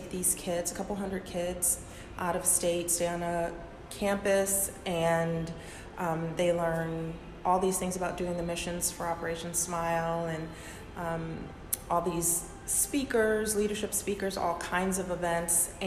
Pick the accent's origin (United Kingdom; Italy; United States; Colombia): United States; Detroit, Michigan; moved away as an adult; now in Norfolk, United States; I'm from Detroit